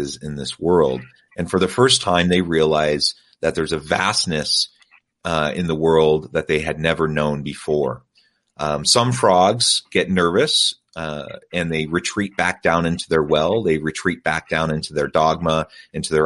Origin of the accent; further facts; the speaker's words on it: United States; moved away as an adult; also born or lived in South Korea; born and raised in the United States in a Judeo-Christian tradition